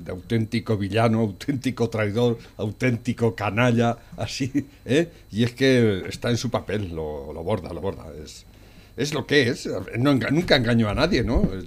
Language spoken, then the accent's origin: Spanish; Naples, Campania, Italy; Yo soy de Nápoles.